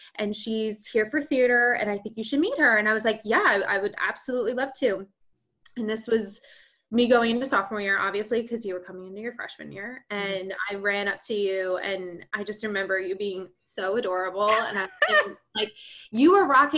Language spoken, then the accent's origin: English; Pennsylvania, United States; also born or lived in New Jersey / Asbury Park, New Jersey; now in Stamford, United States; born and raised in Pennsylvania